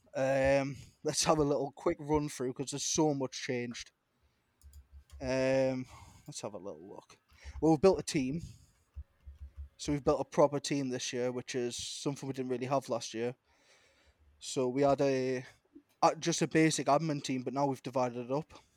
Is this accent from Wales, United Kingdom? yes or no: no; Newcastle upon Tyne, North East England, United Kingdom; I'm from Newcastle, England